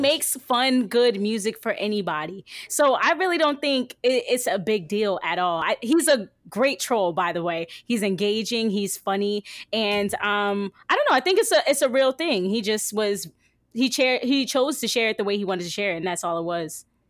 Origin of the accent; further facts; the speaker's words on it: New Jersey, United States; also born or lived in Virginia; now in Indianapolis, United States; I'm from New Jersey